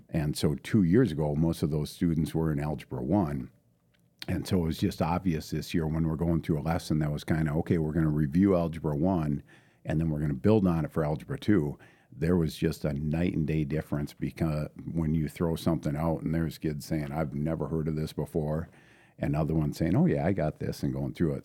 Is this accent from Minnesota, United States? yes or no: yes; International Falls, Minnesota, United States; also born or lived in St. Cloud; born and raised in International Falls, uh, proud Bronco